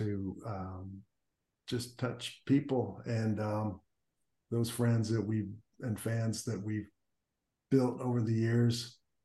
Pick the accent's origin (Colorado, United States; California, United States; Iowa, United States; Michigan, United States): Iowa, United States; Davenport; also born or lived in East Chicago, Indiana; Our family moved to Iowa and Davenport, Iowa. And so that's where I grew up in elementary and high school.